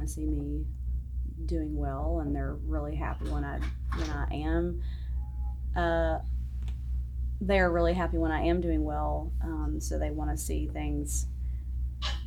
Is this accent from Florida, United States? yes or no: no; South Georgia, United States; accent: southern; also born or lived in New York City, United States; now in Nashville, United States; I'm originally from South Georgia, but I did live in New York for a while, and I still talk like this